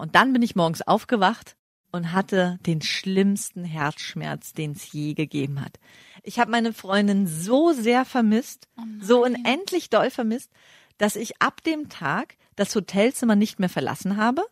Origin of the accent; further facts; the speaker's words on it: Greifswald, Mecklenburg-Vorpommern, Germany; ich komme ja aus Greifswald